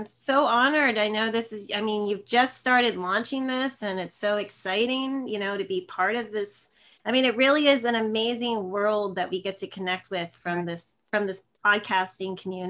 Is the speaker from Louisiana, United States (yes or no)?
no; New Jersey, United States; now in San Jose, United States; I'm in San Jose, California, but I'm originally from Northern New Jersey near New York City. So I'm a total Jersey girl. I'm a total East Coast girl.